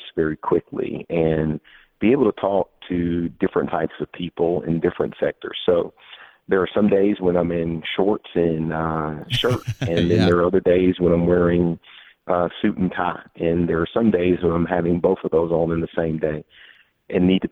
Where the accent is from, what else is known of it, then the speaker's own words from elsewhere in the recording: Texas, United States; moved away as an adult; now in Atlanta, United States; I grew up in Texas and went to college in Texas